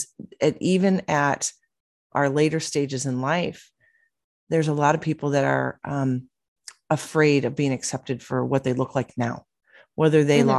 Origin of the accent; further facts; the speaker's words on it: Illinois, United States; now in Arizona, United States; I'm born and raised Illinois, but being in Arizona now